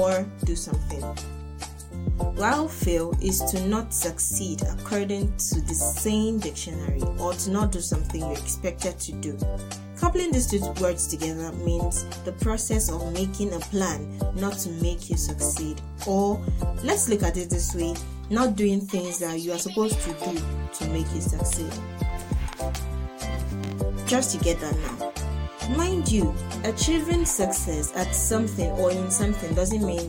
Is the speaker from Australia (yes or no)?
no; Nigeria; first language Yoruba; English is a second language; that's my native language, Yoruba. I'm a Nigerian girl.